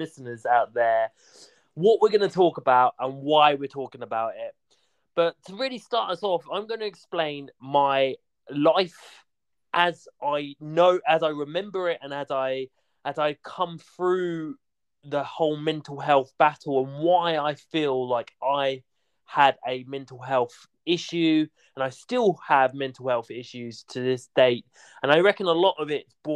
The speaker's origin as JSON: {"language": "English", "town": "Hastings", "region": "South East England", "country": "United Kingdom", "tie": "born or raised there", "also_born_or_lived": "Royal Tunbridge Wells", "said": "I was born in Hastings"}